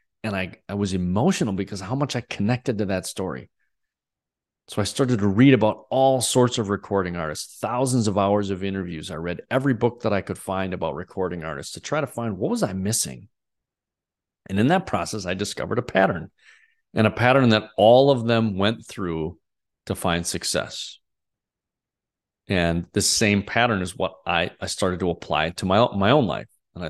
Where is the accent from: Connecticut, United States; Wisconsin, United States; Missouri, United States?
Wisconsin, United States; I grew up in Northeast Wisconsin, had a really pretty amazing childhood.